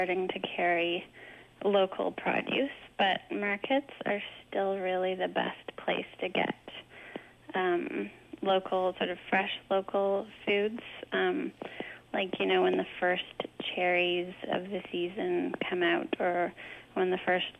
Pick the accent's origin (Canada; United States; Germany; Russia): Canada; Vancouver, British Columbia; I grew up in East Vancouver